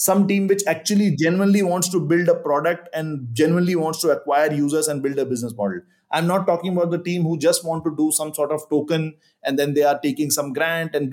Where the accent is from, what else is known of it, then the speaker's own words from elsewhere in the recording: India; like I'm from India